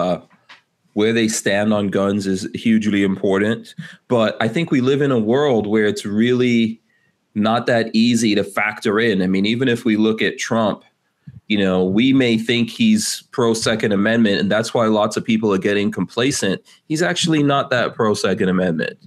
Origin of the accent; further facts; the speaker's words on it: New York City, New York, United States; moved away; I grew up in New York City